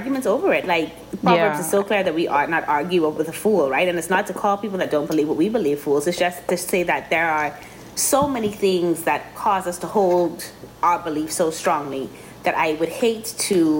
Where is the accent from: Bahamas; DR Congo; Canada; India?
Bahamas; Grand Bahama; also born or lived in Miami; I grew up in Christ the King in Grand Bahama